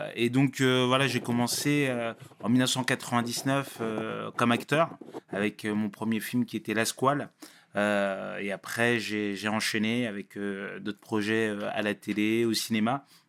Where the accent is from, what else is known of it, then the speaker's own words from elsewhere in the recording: Sarcelles, Île-de-France, France; also born or lived in Paris; Non, je suis pas né à Sarcelles. Je suis né, à Paris, euh, Paris, euh, Paris 20e. Euh, mais j'ai vu qu'à Sarcelles bien, bien plus de 12 ans.